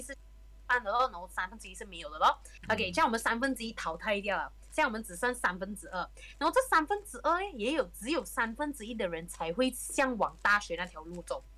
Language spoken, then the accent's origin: Chinese; Malaysia; moved away as an adult; also born or lived in Germany; 他跟我们马来西亚从小的 education system 就已经有一点很大分别啊